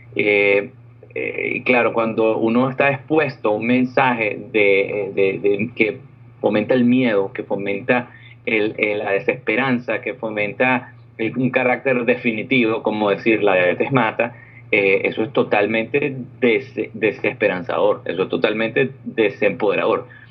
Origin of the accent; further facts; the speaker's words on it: Venezuela; moved away as an adult; also born or lived in Orlando, United States; now in California, United States; yo vengo de Venezuela, yo soy un ingeniero electricista de Venezuela